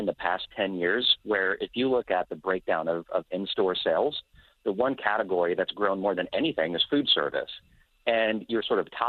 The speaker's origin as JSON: {"language": "English", "town": "Des Moines", "region": "Iowa", "country": "United States", "tie": "born or raised there", "said": "my hometown of Des Moines, Iowa"}